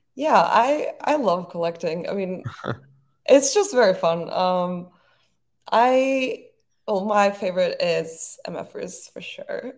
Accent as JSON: {"language": "English", "region": "Istanbul", "country": "Turkey", "tie": "born or raised there", "moved": "as an adult", "lives_now": "New York, United States", "said": "growing up in Istanbul was really amazing. It's a beautiful city. But I was happy to, I was happy to move to New York"}